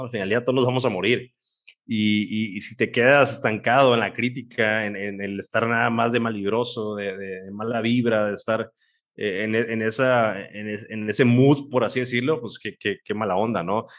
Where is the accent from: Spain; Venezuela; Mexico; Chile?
Mexico; aquí vivimos, somos mexicanos